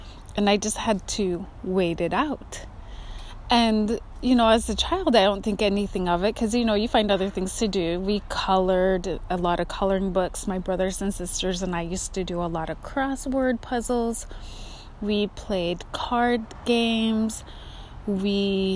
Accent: Kotzebue, Alaska, United States; now in Pacific Northwest, United States; As an Alaska native growing up in Kotzebue

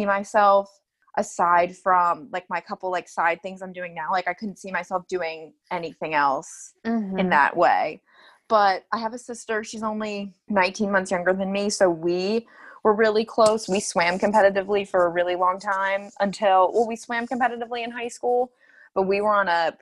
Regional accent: Phoenixville, Pennsylvania, United States; I grew up right outside of Philly. Well, not right outside, about, it was a 45-minute drive outside of Philly in a town called Phoenixville.

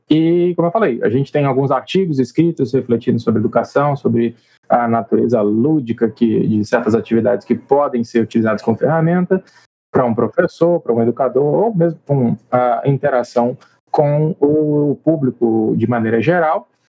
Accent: Colatina, Espírito Santo, Brazil; nós somos do Espírito Santo, eu e Wesley, na verdade, não somos só do Espírito Santo, como da mesma cidade, Colatina

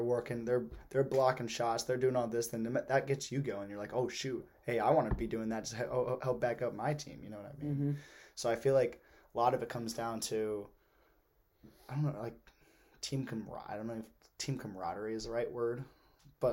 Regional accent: Chicago, Illinois, United States; my hometown

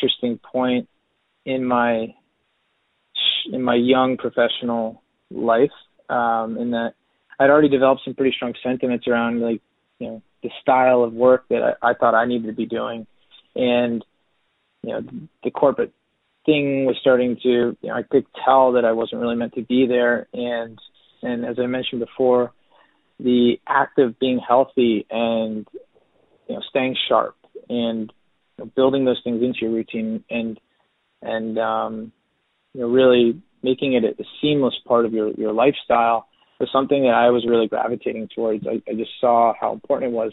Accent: New Jersey, United States; I'm from New Jersey

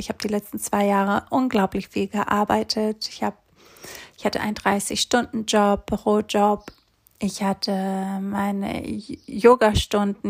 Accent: Greece; moved away as an adult; also born or lived in Hamburg, Germany; Ich bin nämlich in Griechenland aufgewachsen, auf einer kleinen Insel.

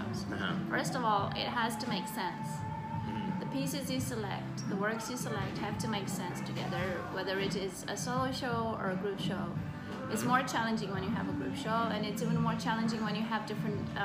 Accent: Bucharest, Romania; I was born and raised in Bucharest

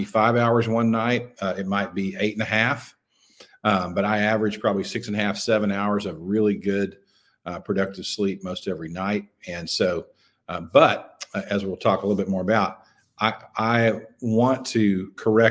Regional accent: Clarksville, Arkansas, United States; also born or lived in Memphis, Tennessee; came back to my hometown in Western Arkansas, a little town called Clarksville

